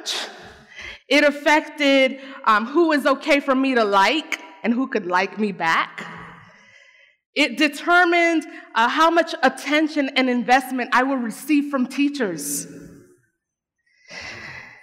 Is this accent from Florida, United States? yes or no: yes; Arcadia, Florida, United States; English is a second language; growing up in Arcadia, Florida